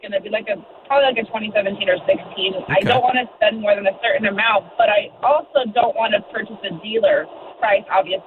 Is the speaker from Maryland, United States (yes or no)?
no; Southern California, United States; now in Albuquerque, United States; I'm originally from SoCal.